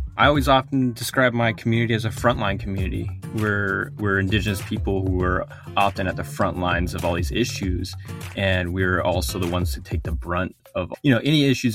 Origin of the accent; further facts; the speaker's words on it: Four Corners, United States; first language Navajo; English is a second language; I'm from the Navajo Nation. um, in the Four Corners region of the United States.